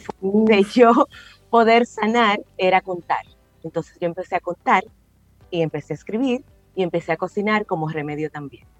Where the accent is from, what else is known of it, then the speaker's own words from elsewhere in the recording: La Vega, Dominican Republic; panecico, que es un plato insignia de mi familia